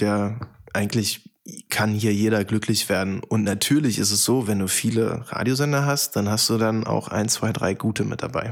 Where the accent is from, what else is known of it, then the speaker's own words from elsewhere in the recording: Oschersleben, Saxony-Anhalt, Germany; moved away as an adult; now in Berlin, Germany; In meinem Fall ist das Oschersleben, Sachsen-Anhalt, bei Magdeburg